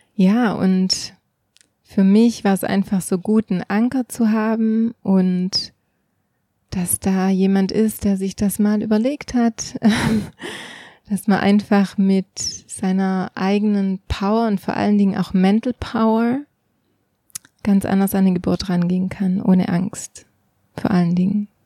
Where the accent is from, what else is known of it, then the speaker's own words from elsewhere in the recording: Switzerland; bei uns in der Schweiz